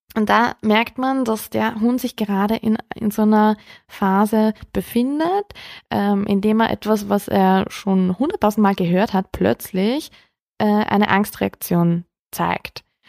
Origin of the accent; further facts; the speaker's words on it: Austria; bei uns in Österreich